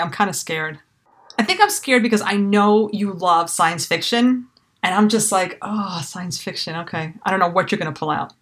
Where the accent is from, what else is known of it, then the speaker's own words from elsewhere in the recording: New York City, New York, United States; I was raised in New York City